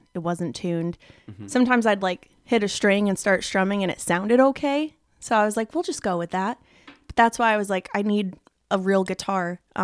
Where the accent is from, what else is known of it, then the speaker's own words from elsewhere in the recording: Nashville, Tennessee, United States; born there; So I was born in Nashville, 1995.